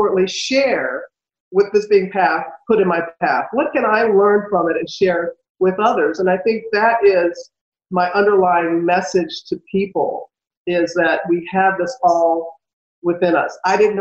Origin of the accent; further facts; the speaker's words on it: United States; moved away; when my hometown was destroyed by Hurricane Katrina